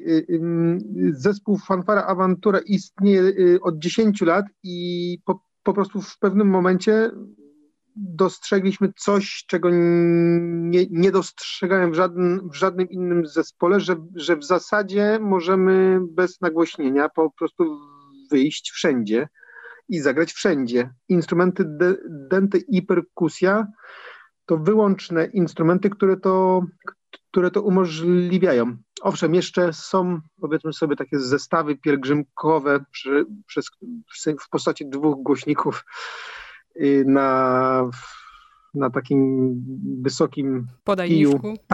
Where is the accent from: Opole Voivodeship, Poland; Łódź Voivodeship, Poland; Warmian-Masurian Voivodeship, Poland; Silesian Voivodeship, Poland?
Silesian Voivodeship, Poland; Mysłowice; pochodzę z Górnego Śląska, z miasta Mysłowice, czyli swoją, swoją drogą gdzieś tam nacechowanego pewną mikrotradycją muzyczną. Natomiast już, już w wieku 14 lat grałem, grałem w orkiestrze dętej kopalni węgla kamiennego w Mysłowicach